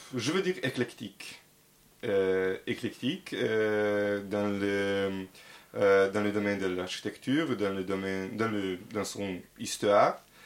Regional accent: Belgrade, Serbia; French is a second language; moved away as an adult; now in Paris, France; je suis euh, de Belgrade, je suis 30 ans

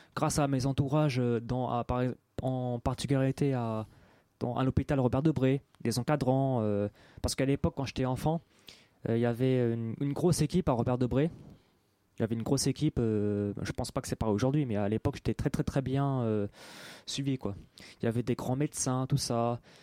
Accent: Paris 18th arrondissement, Île-de-France, France; je suis né dans Paris 18e

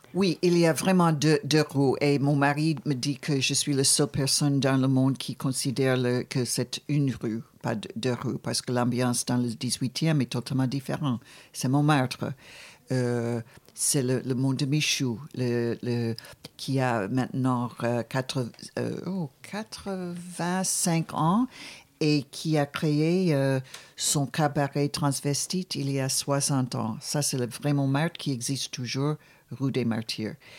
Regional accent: Buffalo, New York, United States; moved away; quand j'étais jeune, j'étais dans une ville qui s'appelle Buffalo

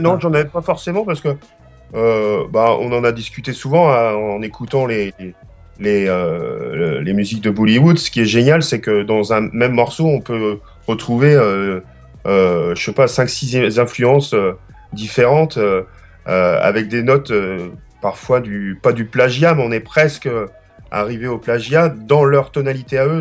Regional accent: Rennes, Brittany, France; je suis de Rennes

